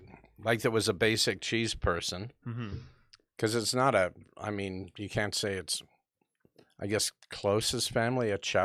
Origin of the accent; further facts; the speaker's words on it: United States; being an American